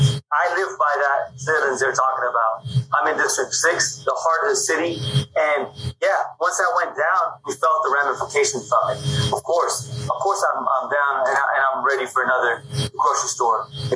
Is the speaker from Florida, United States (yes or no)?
yes; Miami, Florida, United States; moved away; I grew up in Miami, and we had La Vaquita, a small little grocery store that had all the basic essentials.